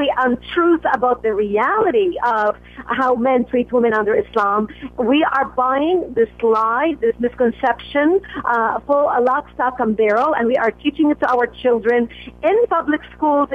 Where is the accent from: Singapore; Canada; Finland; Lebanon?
Lebanon; now in United States; I was raised in Lebanon